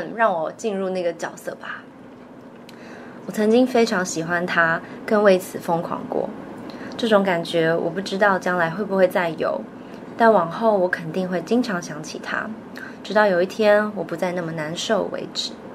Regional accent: Taipei, Taiwan; 我是台北人

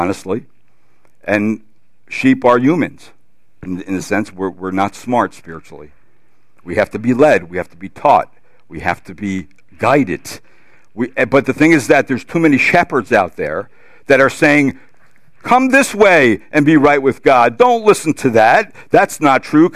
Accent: New Jersey, United States; I'm from New Jersey.

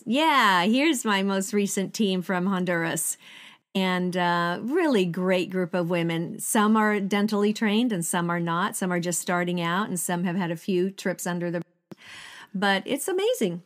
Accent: Sweden; moved away as an adult; I still went back to Sweden 'cause that's where I'm born and raised in Sweden.

